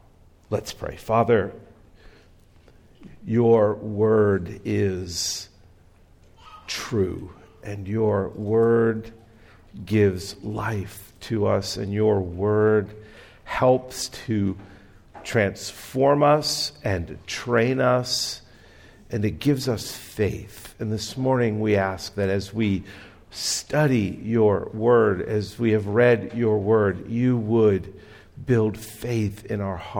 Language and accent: English; Texas, United States; I'm from Texas.